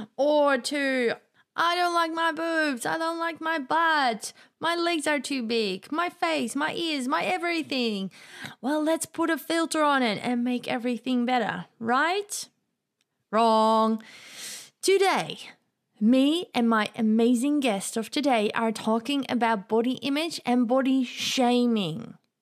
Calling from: Australia; I'm calling from Australia to the UK now

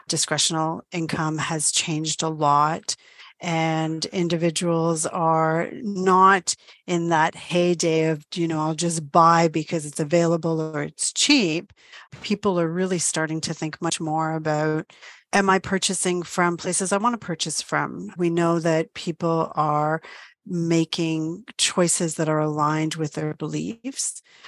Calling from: Toronto, Ontario, Canada; I'm joining you from Toronto, Ontario, good old Canada.

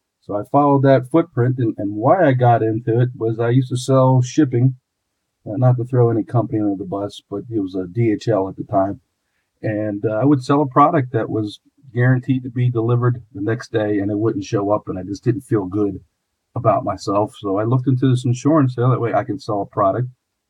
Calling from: Pittsburgh, Pennsylvania, United States; Pittsburgh, Pennsylvania.

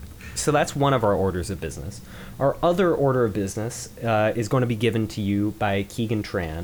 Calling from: Seattle, Washington, United States; I'm calling in from Seattle, Washington.

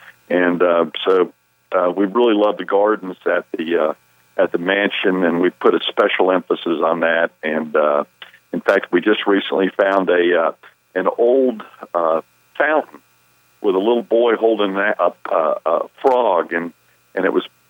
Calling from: Charlotte, North Carolina, United States; I'm calling from Charlotte. I'm in my regular home this weekend in Charlotte.

